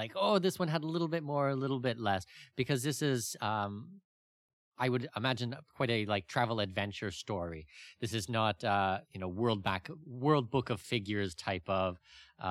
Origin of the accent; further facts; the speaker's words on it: Canada; also born or lived in New Zealand; I'm Canadian